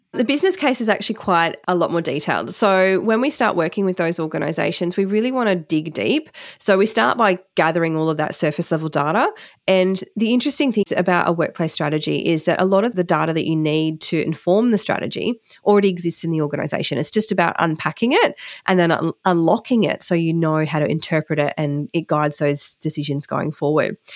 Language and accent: English; Western Queensland, Australia; growing up in Western Queensland